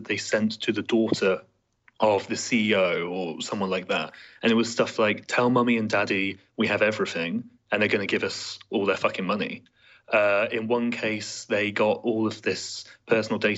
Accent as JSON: {"language": "English", "country": "United Kingdom", "said": "as a Brit"}